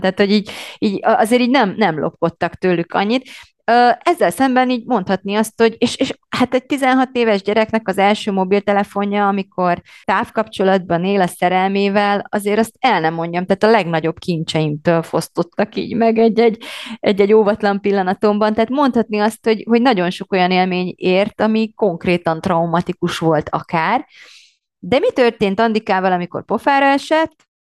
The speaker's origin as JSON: {"language": "Hungarian", "country": "Romania", "tie": "born or raised there", "moved": "as an adult", "lives_now": "Hungary", "said": "én Romániában nőttem fel, körülbelül nem is tudom, 20 éves koromig"}